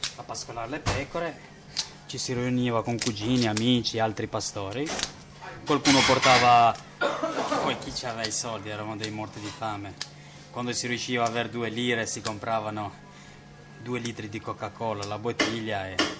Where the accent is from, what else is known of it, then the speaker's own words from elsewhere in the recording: Kosovo; now in Italy; è il mio paese è il mio sono nato lì è il posto, per me è il posto più bello al mondo